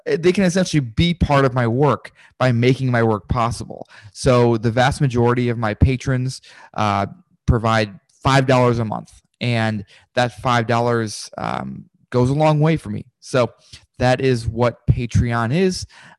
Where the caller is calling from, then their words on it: Richmond, Virginia, United States; I'm calling from Richmond, Virginia. It's about 2 hours from Washington, D.C.